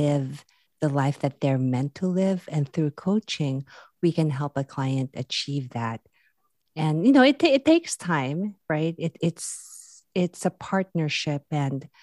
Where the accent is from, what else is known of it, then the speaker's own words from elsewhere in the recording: Philippines; now in California, United States; I'm originally from the Philippines too